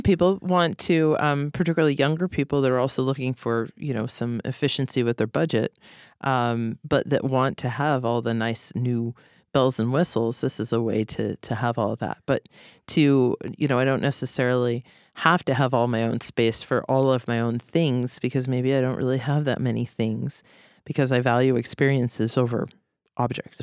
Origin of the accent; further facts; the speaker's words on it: Boston, Massachusetts, United States; also born or lived in Philadelphia; now in Seattle, United States; I was raised in Boston